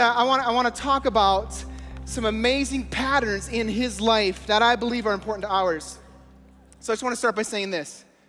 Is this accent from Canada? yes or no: yes; Eastern Canada, Canada; I grew up in Eastern Canada. It was all these small fishing villages.